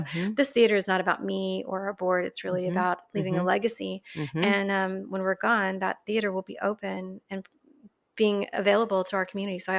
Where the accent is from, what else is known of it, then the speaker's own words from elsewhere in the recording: Katy, Texas, United States; I grew up in Katy, which okay. is outside of Houston. Yeah. At yeah. the time, it wasn't part of Houston. It was just its own little rice town mm-hmm. back in the 80s.